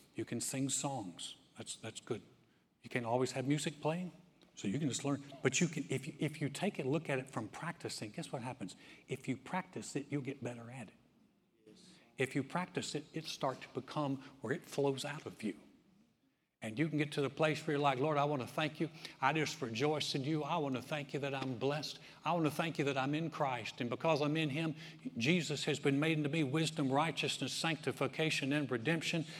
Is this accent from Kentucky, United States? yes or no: no; North Carolina, United States; now in Texas, United States; I grew up in North Carolina